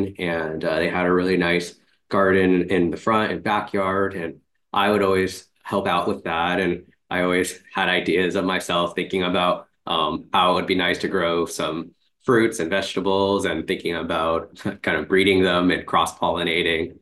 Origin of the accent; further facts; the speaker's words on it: Irvine, California, United States; I grew up in Irvine, California